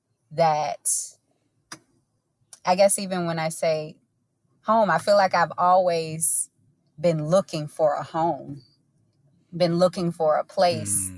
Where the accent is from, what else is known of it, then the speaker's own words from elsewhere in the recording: Augusta, Georgia, United States; I grew up in East Augusta, which is one of the places that it seemed to have been intentionally divested from here in our city